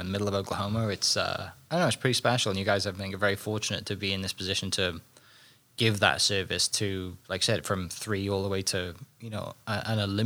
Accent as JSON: {"language": "English", "region": "Wales", "country": "United Kingdom", "tie": "born or raised there", "moved": "yes", "said": "growing up in Wales where it rained all the time"}